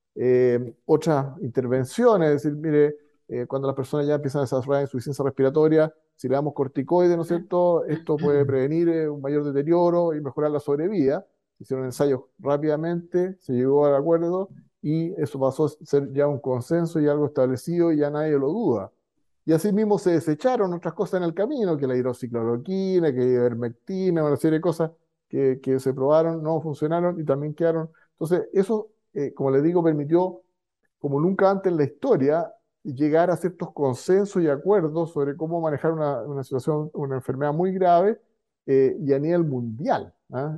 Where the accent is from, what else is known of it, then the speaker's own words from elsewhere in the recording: Chile; como chileno